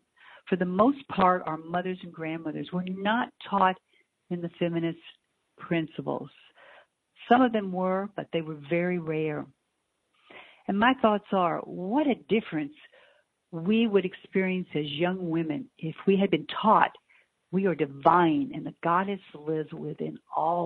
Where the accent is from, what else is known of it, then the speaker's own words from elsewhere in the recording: the South, United States; I grew up in the South